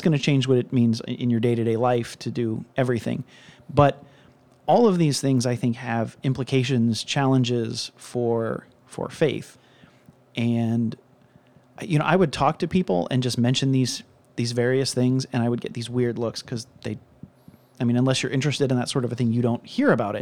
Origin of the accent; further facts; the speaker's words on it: Cincinnati, Ohio, United States; I'm from Cincinnati